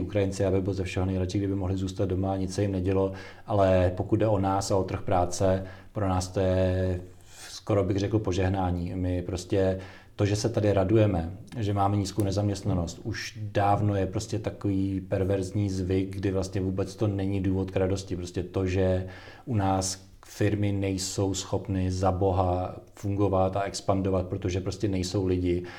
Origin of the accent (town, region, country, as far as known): Czechia